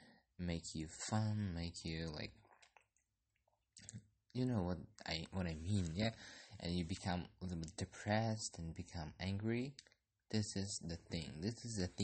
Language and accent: English; Kyrgyzstan; I'm from Kyrgyzstan